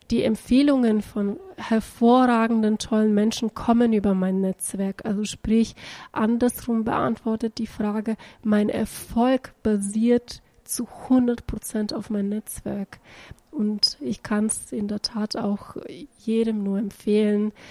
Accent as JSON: {"language": "German", "country": "Bulgaria", "said": "ich bin Bulgarin und ich bin Deutsche."}